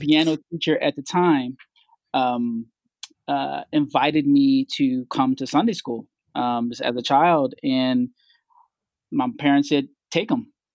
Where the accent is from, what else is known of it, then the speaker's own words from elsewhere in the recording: Philadelphia, Pennsylvania, United States; I grew up here in Philly, um, in the Logan section of Philadelphia